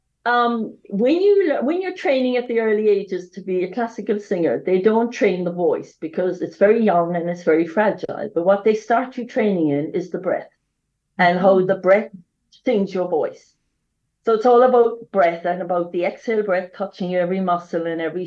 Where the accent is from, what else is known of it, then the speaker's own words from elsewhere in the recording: West Cork, Munster, Ireland; accent: Irish; moved away as an adult; I come from a small town in Ireland, as you can hear my accent, I'm Irish.